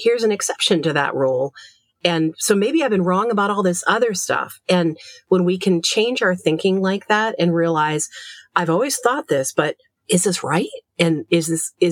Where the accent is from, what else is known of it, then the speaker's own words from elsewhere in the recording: Maine, United States; moved away as an adult; also born or lived in Chicago; in Maine, very different than growing up in Louisiana